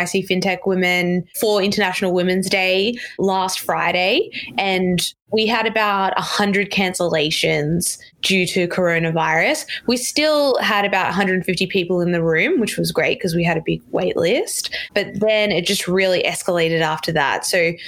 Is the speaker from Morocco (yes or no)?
no; Australia; now in New York City, United States; I'm Australian, so my family is not actually in the US